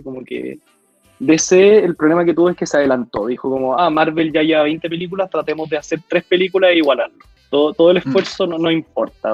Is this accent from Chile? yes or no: yes; Chile; en Chile hemos tratado de meternos al género de, superhéroes